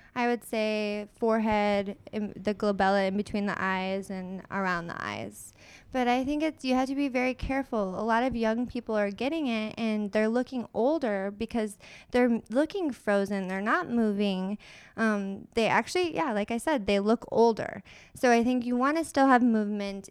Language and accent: English; Michigan, United States; now in San Diego, United States; I'm originally from Michigan